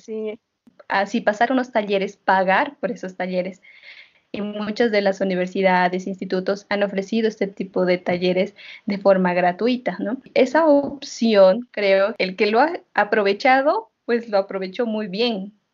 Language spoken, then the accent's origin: Spanish; Oruro, Bolivia; now in La Paz, Bolivia; yo que soy orureña